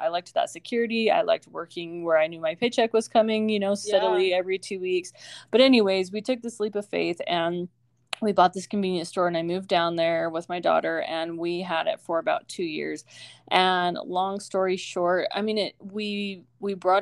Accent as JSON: {"language": "English", "region": "Arizona", "country": "United States", "tie": "born or raised there", "also_born_or_lived": "Utah", "moved": "as an adult", "said": "move back to my hometown"}